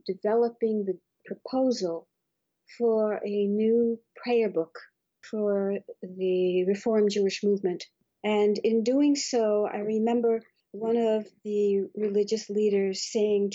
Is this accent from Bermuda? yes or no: yes; Bermuda; moved away; I was brought up in Bermuda, where there are no mountains